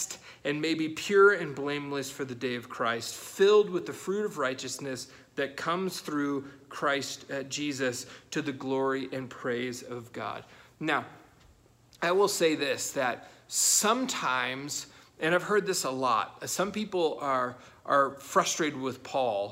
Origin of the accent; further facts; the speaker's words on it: United States; us as Americans